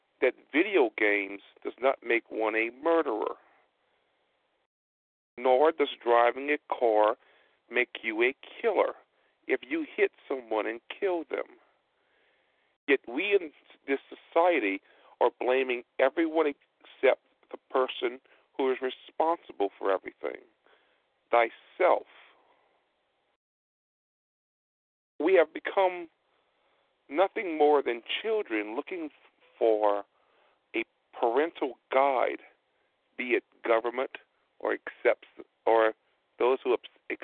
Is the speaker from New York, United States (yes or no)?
no; Louisiana, United States; I am of Acadian descent. I am a Cajun. I have French ancestry